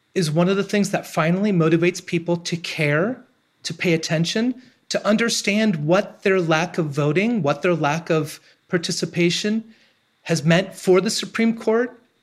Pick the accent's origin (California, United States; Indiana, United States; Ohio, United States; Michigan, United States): Ohio, United States; moved away as an adult; moving back to my hometown